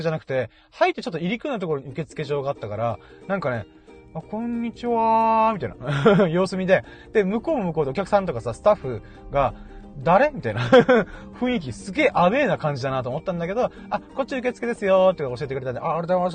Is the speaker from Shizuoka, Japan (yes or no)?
no; Okinawa, Japan; このボルダリングジムっていうのが沖縄県内に大体7カ所ぐらいあるらしくて、で、その1箇所が僕の地元の近くにあったんだよね。